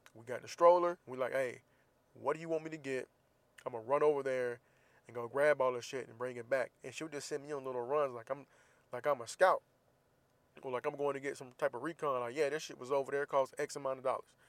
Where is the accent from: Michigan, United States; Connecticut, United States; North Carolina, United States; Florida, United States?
Florida, United States; Jacksonville; Jacksonville, my hometown